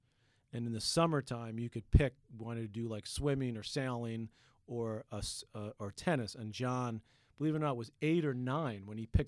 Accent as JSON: {"language": "English", "town": "Queens", "region": "New York", "country": "United States", "tie": "born or raised there", "said": "We grew up in Queens, you know, which was sort of the end of Queens, but it was really more like a Long Island kind of suburban little town."}